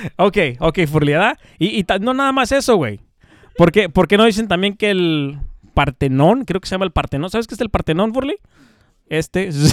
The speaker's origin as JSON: {"language": "Spanish", "country": "Mexico", "moved": "yes", "lives_now": "United States", "said": "somos mexicanos"}